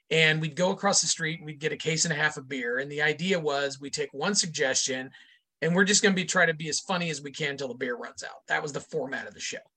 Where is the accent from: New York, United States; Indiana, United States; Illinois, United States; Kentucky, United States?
Indiana, United States; now in Chicago, United States; My hometown in Indiana is, um, if you drew a line between Chicago, where I am now, and Cincinnati, my hometown would fall pretty much in the middle of that line.